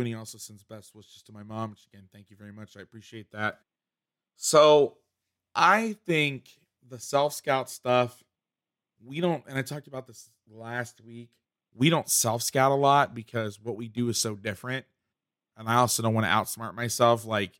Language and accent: English; Boston, Massachusetts, United States; It's like I'm from Boston.